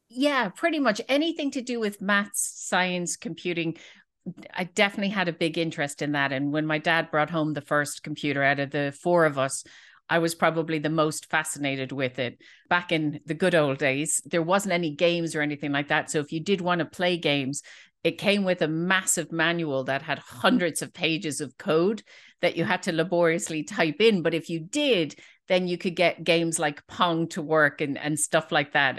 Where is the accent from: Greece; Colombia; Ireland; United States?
Ireland; Dublin, Leinster; I'm from Dublin